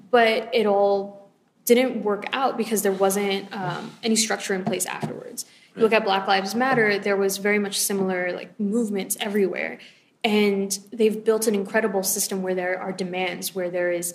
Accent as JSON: {"language": "English", "town": "Los Angeles", "region": "California", "country": "United States", "said": "I'm from Los Angeles"}